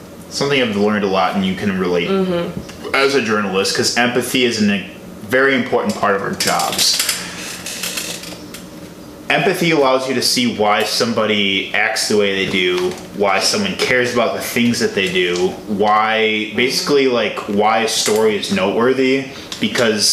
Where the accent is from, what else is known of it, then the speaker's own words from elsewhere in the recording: Chicago, Illinois, United States; I'm from Chicago